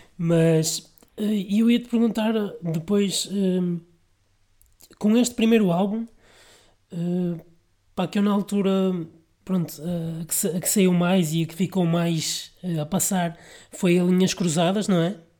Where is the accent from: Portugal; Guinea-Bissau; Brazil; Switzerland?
Portugal; Vila Nova de Gaia, Norte; sou da Vila Nova de Gaia